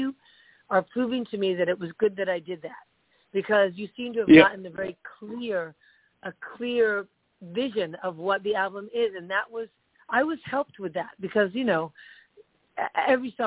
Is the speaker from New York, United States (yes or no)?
yes; New York, United States; moved away as an adult; also born or lived in California; I moved away from California, back to my hometown, New York